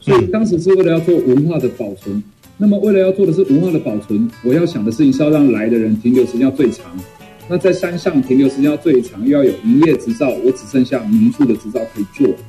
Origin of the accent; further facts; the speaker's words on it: Shuili, Nantou County, Taiwan; 那我从小是在南投的水里的乡下长大，嗯，那我就感觉到好像我出生在台湾最好的年代